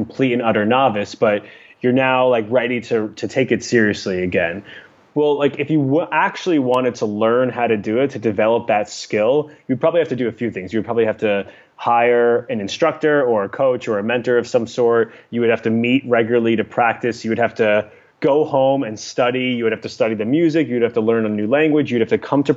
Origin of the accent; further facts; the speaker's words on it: New York City, New York, United States; now in Los Angeles, United States; I'm a New Yorker.